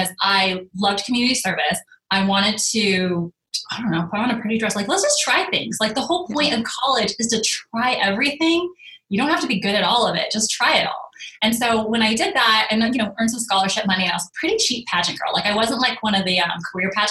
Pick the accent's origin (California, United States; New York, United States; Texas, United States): California, United States; Northern; moved away as an adult; also born or lived in Arizona / Los Angeles; I'm from Northern California.